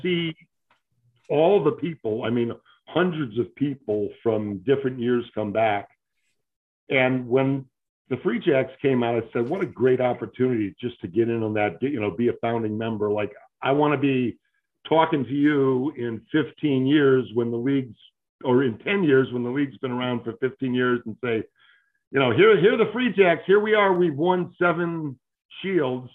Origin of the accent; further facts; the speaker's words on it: Great Lakes Midwest, United States; moved away as an adult; also born or lived in Iowa / Buffalo, New York / Binghamton, New York / New York City; now in Deerfield, United States; I was born in Iowa, if you can believe it, and raised in what I would refer to as the Great Lakes Midwest.